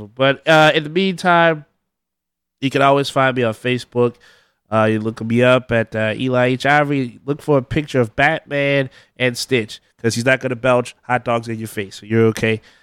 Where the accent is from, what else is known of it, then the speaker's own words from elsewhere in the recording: the South, United States; I'm from the South